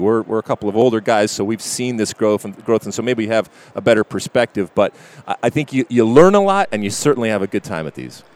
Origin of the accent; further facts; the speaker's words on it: Michigan, United States; moved away as an adult; also born or lived in New Jersey; I grew up in Michigan, but I sure as hell didn't grow up on a farm